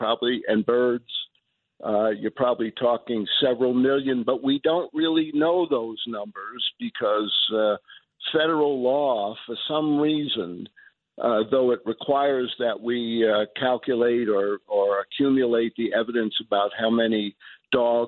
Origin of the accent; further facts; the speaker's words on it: New York City, New York, United States; moved away; I grew up in New York, Elmhurst, listening to night radio